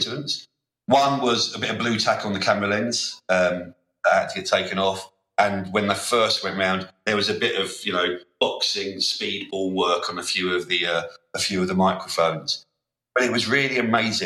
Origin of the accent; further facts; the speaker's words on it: London, United Kingdom; I come from South London